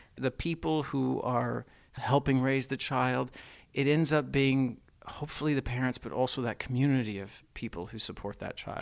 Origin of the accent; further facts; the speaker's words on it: Texas, United States; I grew up in the South, Mormon, Texan